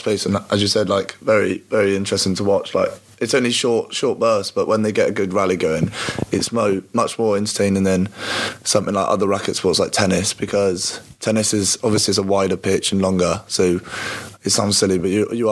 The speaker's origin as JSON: {"language": "English", "town": "Bristol", "region": "South West England", "country": "United Kingdom", "moved": "yes", "lives_now": "Cardiff, United Kingdom", "said": "I'm from Bristol, so I support Bristol City"}